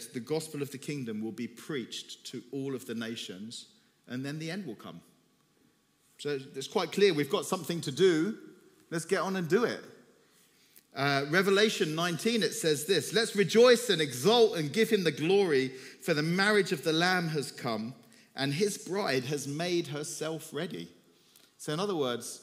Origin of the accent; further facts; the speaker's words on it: Cyprus; moved away as an adult; also born or lived in Turkey; I'm from Cyprus, from the Greek side